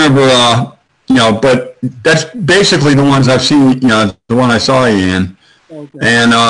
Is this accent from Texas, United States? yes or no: no; New York area, United States; moved away; I'm originally from the New York area